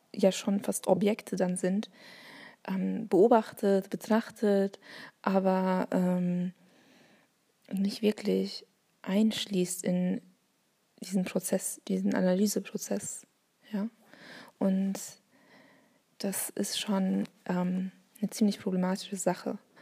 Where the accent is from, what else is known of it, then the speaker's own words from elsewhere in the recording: Bavaria, Germany; accent: Bavarian; first language Turkish; German is a second language; also born or lived in Essen; now in Hamburg, Germany; ich bin in, ba ähm, in Bayern, zu meiner Sprachbiografie in Bayern groß geworden